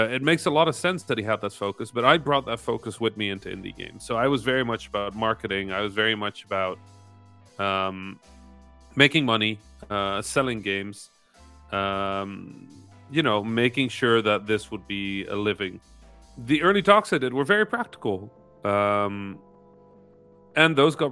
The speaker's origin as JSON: {"language": "English", "country": "Netherlands", "tie": "born or raised there", "said": "I was raised Dutch Egyptian, right? I grew up in the Netherlands most of my life"}